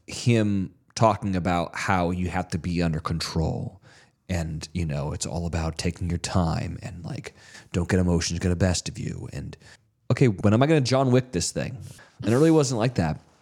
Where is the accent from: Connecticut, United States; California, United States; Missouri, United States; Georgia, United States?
California, United States; I'm from California